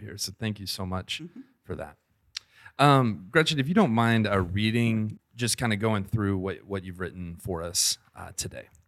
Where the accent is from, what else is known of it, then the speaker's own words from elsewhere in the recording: the South, United States; I grew up in the South. Well, we both kind of grew up in the South, but I grew up in the true South